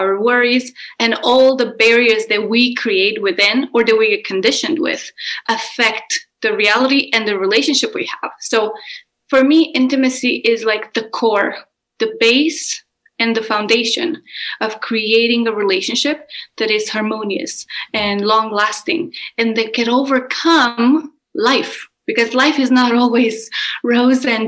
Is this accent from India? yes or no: no; Romania; I am Romanian and I grew up in Romania.